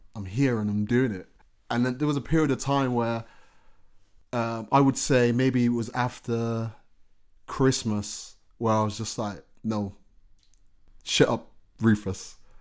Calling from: Birmingham, West Midlands, United Kingdom; I was calling from Birmingham.

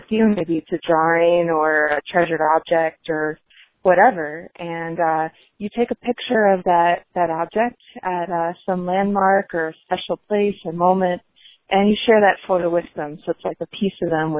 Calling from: Waltham, Massachusetts, United States; I'm calling from Waltham, Mass.

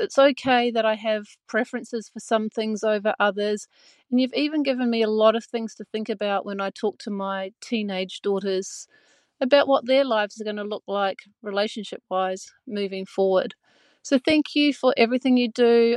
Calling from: Gold Coast, Queensland, Australia; I'm calling from the Gold Coast

